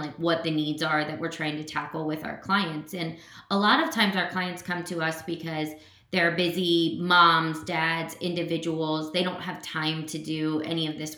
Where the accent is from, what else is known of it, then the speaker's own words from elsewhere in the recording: Cincinnati, Ohio, United States; moved away as an adult; now in Columbus, United States; I grew up in Cincinnati